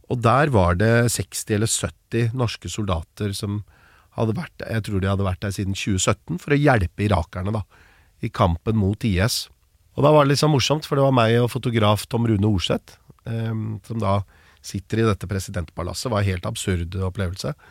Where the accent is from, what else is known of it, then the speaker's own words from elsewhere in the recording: Norway; hvor lite oppmerksomhet det var hjemme i Norge